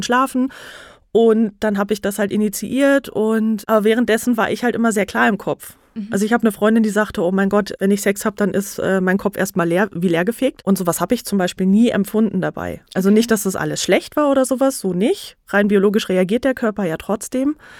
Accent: North Rhine-Westphalia, Germany; now in Nuremberg, Germany; ich komme ursprünglich auch aus NRW, dem mhm. schönen NRW, wohne in Nürnberg jetzt

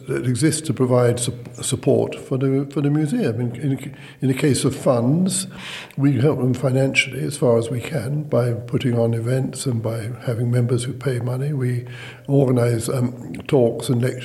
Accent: London, United Kingdom; moved away as an adult; now in Shrewsbury, United Kingdom; I come from London

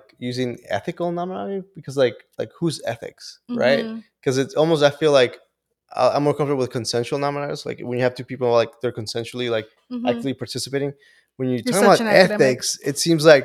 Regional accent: Honduras; moved away; Originally from Honduras

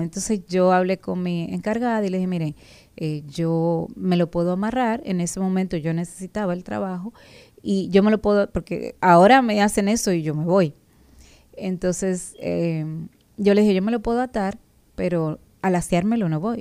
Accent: Dominican Republic

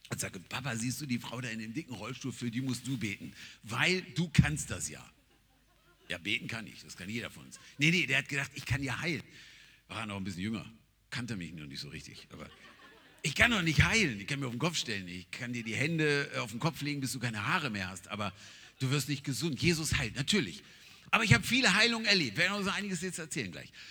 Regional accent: Nigeria; German is a second language; now in Germany; Ich meine, ich komme aus Nigeria.

